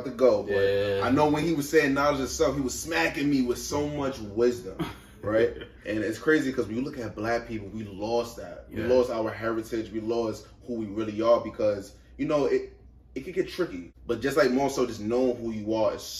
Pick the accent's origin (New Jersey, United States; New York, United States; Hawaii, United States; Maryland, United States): New York, United States; New York City; I'm from Brooklyn, Crown Heights, Kingston, right. St. Mark's.